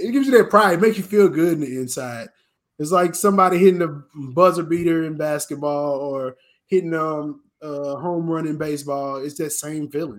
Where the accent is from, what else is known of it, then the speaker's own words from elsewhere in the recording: Houston, Texas, United States; I got to work for my hometown team